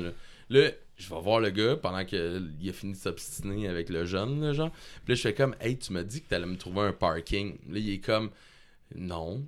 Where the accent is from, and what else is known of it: Quebec, Canada